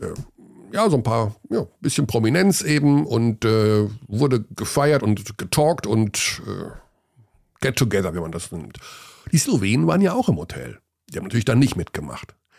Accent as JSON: {"language": "German", "country": "Germany", "tie": "born or raised there", "said": "geboren in Deutschland, aufgewachsen in Deutschland"}